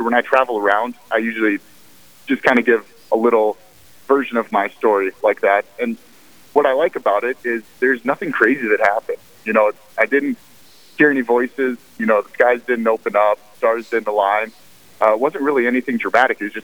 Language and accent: English; Bismarck, North Dakota, United States; I grew up in Bismarck, North Dakota, to a very good family.